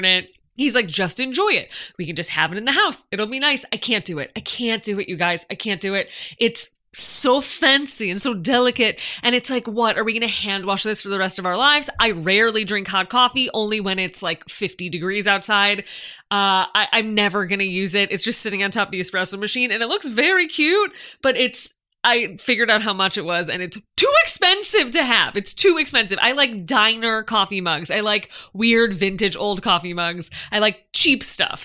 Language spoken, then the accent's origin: English; Midwest, United States; also born or lived in New York; now in Los Angeles, United States; Now, I'm from the Midwest, as you know. I moved to LA from New York.